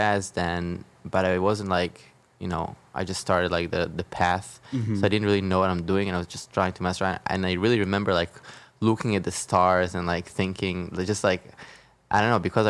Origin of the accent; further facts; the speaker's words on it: Israel; I'm from Israel